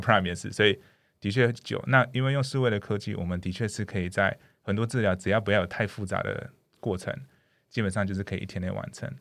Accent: Canada; first language English; Chinese is a second language; now in Taiwan; 因为我以前是在加拿大长大，我从小加拿大长大

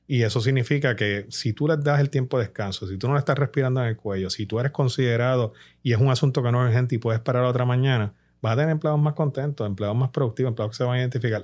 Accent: Puerto Rico; como puertorriqueños

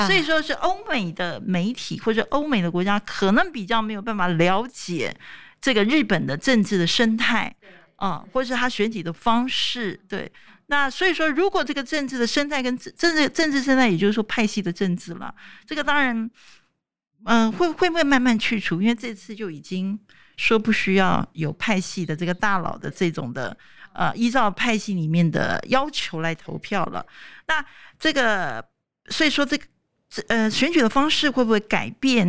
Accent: Taiwan; 我们台湾人

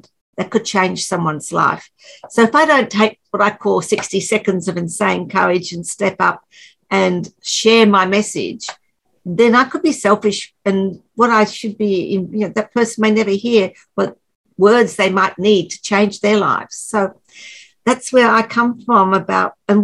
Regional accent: just north of Brisbane in Queensland, Australia; I'm from Australia and just north of Brisbane in Queensland, Australia.

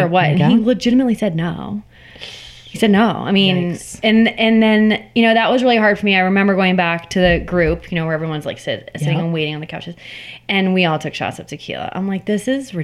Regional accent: Sarasota, Florida, United States; in Sarasota, I would say my hometown.

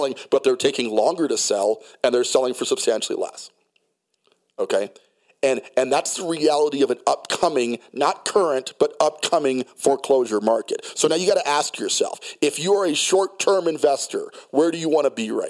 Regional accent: New York City, New York, United States; also born or lived in New Jersey / Colorado Springs, Colorado; now in Denver, United States; I was born in New Jersey, raised in Brooklyn, New York. The city runs very deep into my psyche, okay? I'm just naturally a city guy. I can dabble in the suburbs. I grew up in the burbs, Colorado Springs, Colorado.

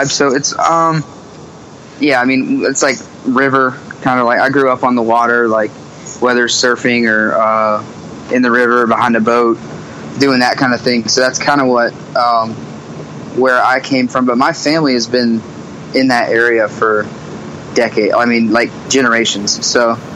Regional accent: South Carolina, United States; Carolina is already kind of a forgotten state. Like everywhere we go, people think we're from North Carolina.

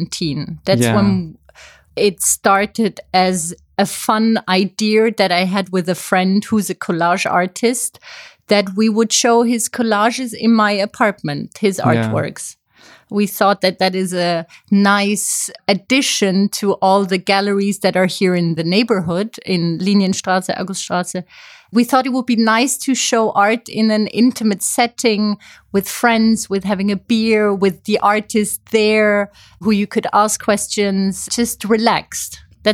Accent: Zurich, Switzerland; also born or lived in Paris / Amsterdam; now in Berlin, Germany; I studied communication in Paris. I'm actually from Switzerland. I have kind of a nomadic life myself.

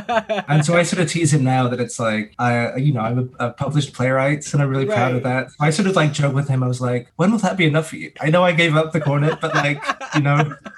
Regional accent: England, United Kingdom; moved away; Like I'm a British citizen. I can go back to England for as long as I want.

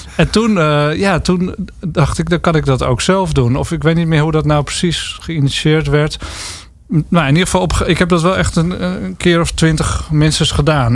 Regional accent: Lelystad, Flevoland, Netherlands; moved away; ook een stad trouwens. Waar ik dan ben opgegroeid

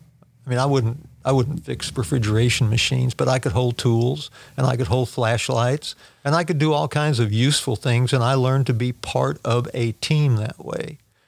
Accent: Washington, United States; also born or lived in California / Oregon / Texas; Well, I was born in Southern California, raised in Washington, Oregon, and Texas. So we moved around a lot

